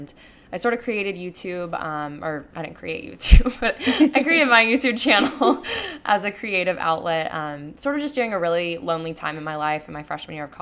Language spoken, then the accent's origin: English; Panama City Beach, Florida, United States; moved away as an adult; also born or lived in Tuscaloosa, Alabama; now in Houston, United States; I recently moved to Houston, Texas at the end of July. And I'm from Panama City Beach, Florida